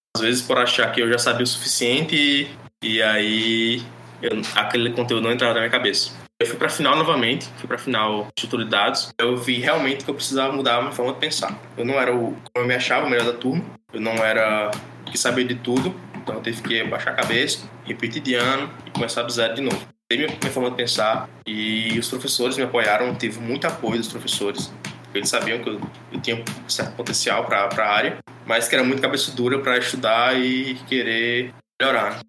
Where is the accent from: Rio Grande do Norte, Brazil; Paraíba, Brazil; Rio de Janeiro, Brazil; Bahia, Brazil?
Paraíba, Brazil; interior of; sou daqui da Paraíba, do interior da Paraíba, moro em Cajazeiras.